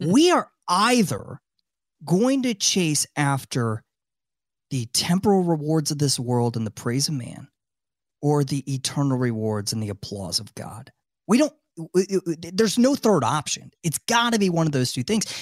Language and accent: English; Tampa, Florida, United States; also born or lived in Washington, D.C.; my hometown of Tampa, Florida